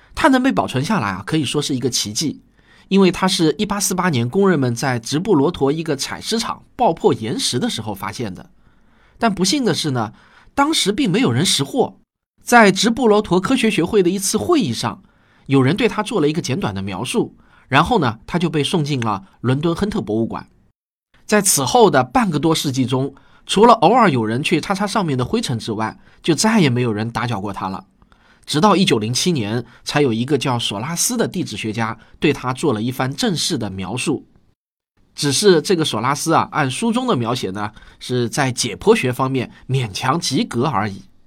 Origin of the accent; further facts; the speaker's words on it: China; 我们中国人从未想到研究一下这些骨头